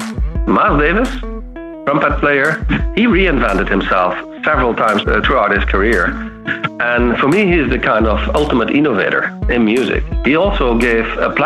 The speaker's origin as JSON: {"language": "English", "region": "south of the Netherlands", "country": "Netherlands", "tie": "born or raised there", "moved": "yes", "said": "Yeah, so I grown up in the south of the Netherlands. So I'm a Dutch boy here."}